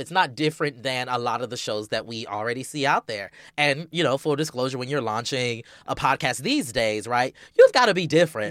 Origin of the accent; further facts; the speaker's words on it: Charleston, South Carolina, United States; moved away; I'm originally from Charleston, South Carolina, the Low Country, as we call it.